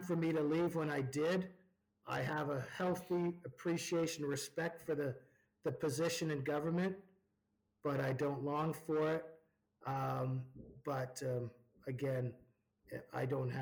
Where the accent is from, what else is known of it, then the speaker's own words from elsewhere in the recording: Ontario, Canada; now in Alberta, Canada; When I grew up in Ontario